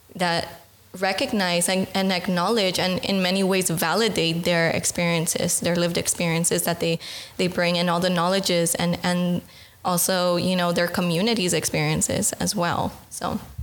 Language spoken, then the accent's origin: English; Los Angeles, California, United States; moved away as an adult; now in Netherlands; I'm from California, from Los Angeles